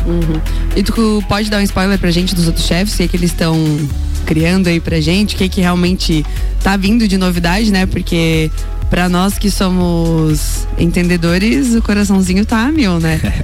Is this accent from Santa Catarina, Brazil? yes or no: yes; São Joaquim, Santa Catarina, Brazil; eu sou de São Joaquim